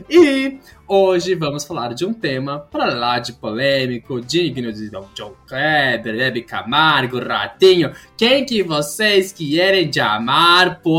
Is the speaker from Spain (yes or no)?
yes; Spain; Portuguese is a second language; Ai, desculpa, não tenho essas expressões de Portugal, que sou de Espanha, então, eh